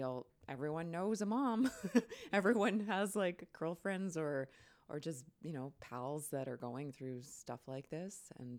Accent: Newmarket, Ontario, Canada; because I grew up in Newmarket, just north of Toronto.

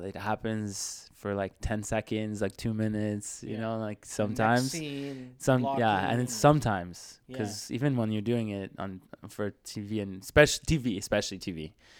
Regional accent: Switzerland; now in Canada; I came from Switzerland, so I was already like there.

